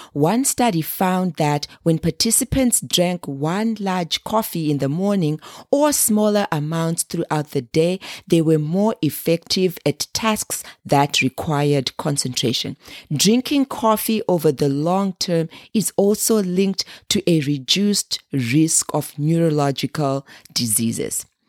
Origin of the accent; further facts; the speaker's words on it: Zimbabwe; moved away; Being born and raised in Zimbabwe, a small landlocked country in the southern part of Africa